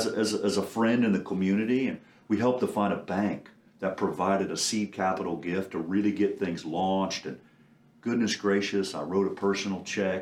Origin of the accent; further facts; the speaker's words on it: Anderson, Indiana, United States; I grew up in Anderson, Indiana.